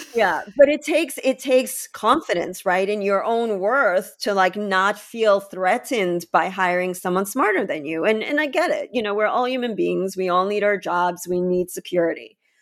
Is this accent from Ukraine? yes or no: yes; Ukraine; now in United States; I'm from the Ukraine